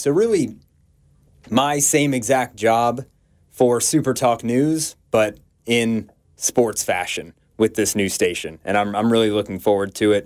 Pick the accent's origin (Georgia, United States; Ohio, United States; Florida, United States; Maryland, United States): Georgia, United States; Atlanta; moved away; work in my hometown of Atlanta and be close to my family